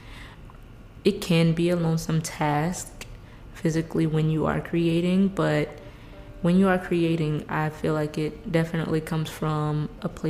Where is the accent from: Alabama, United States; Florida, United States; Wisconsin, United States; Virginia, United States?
Florida, United States; Fort Myers; I'm based and born and raised in Florida, especially South Florida, in Fort Myers